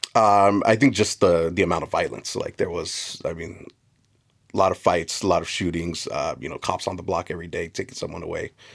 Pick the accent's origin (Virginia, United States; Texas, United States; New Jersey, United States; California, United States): California, United States; South Gate; I grew up in Southeast L A in a little town called Southgate, which is a direct suburb of the city of L A.